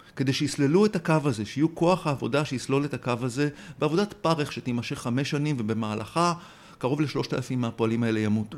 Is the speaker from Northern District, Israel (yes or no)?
no; Tel Aviv, Tel Aviv District, Israel; כתל אביבי צעיר